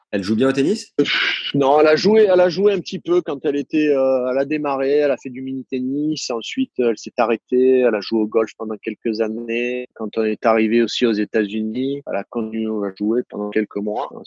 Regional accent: Saint-Cyr, France; accent: southern French; quand je reviens à Saint-Cyr, euh, rapidement, je retrouve mon accent, mon accent du Sud.

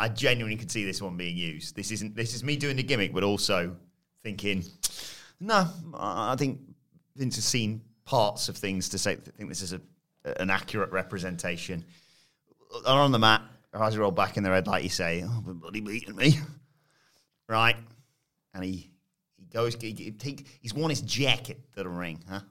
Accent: United Kingdom; we're British

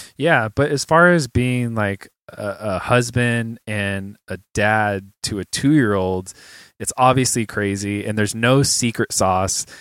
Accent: San Jose, California, United States; moved away as an adult; now in Los Angeles, United States; I'm from the Bay

